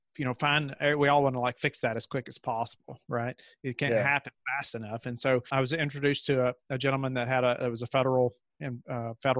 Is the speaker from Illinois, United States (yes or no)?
no; Kentucky, United States; moved away as an adult; now in Virginia, United States; I grew up in Kentucky. And then we moved to Virginia for this position